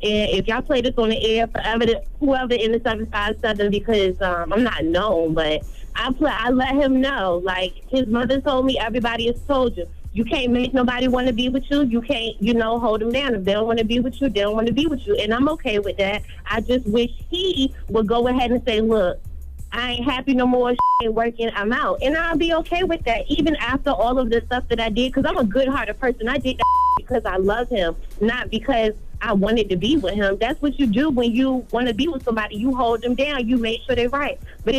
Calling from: Norfolk, Virginia, United States; I'm calling from Norfolk, Virginia.

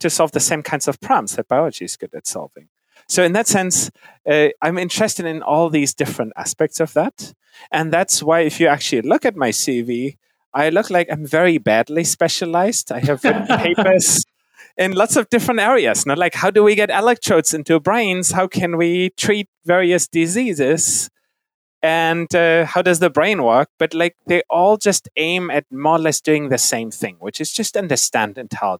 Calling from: Philadelphia, Pennsylvania, United States; So I'm at home in Philadelphia.

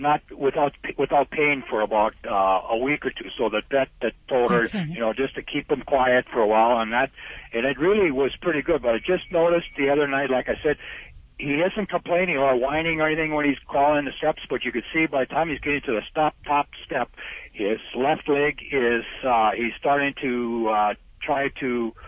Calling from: North Dakota, United States

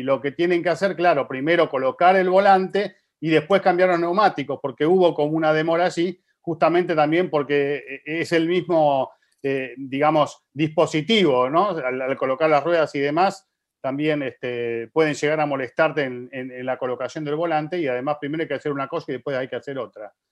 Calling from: Bogotá, Colombia; eh, Colombia, Bogotá.

